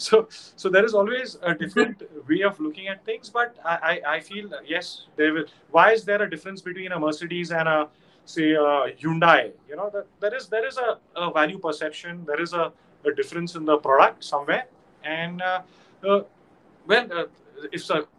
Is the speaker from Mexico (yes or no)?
no; India; I'm an Indian